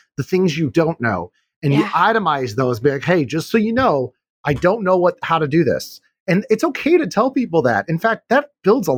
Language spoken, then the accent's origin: English; Chicago, Illinois, United States; I'm from Chicago